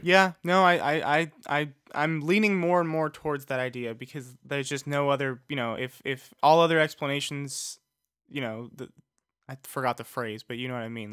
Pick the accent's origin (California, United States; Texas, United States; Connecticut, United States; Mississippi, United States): California, United States; Los Angeles; I'm from Los Angeles